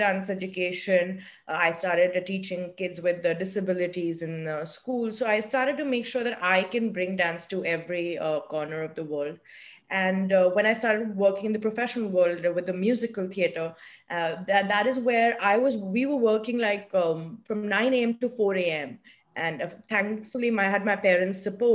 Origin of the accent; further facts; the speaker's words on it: India; now in New York, United States; I'm from India